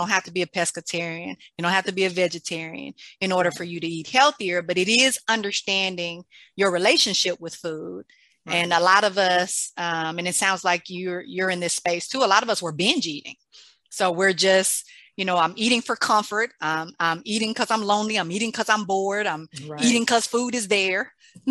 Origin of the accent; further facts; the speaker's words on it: Mississippi, United States; I grew up in Mississippi